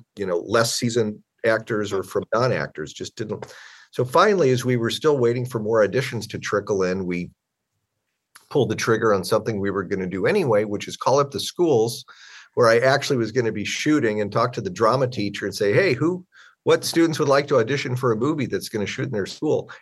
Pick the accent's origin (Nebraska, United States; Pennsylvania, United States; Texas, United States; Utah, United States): Nebraska, United States; Omaha; moved away; also born or lived in Southern California; a skill set I started in my hometown of Omaha